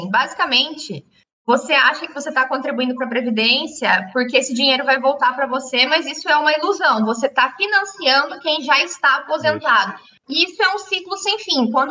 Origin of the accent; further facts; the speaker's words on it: Paraná, Brazil; now in Balneário, Brazil; Eu moro aqui em Santa Catarina, mas eu formei no Paraná, né? Eu sou do Paraná.